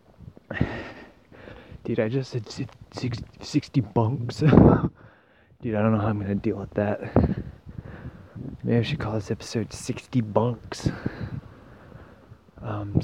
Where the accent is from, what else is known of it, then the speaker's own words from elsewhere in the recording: Castlegar, British Columbia, Canada; my hometown of Castlegar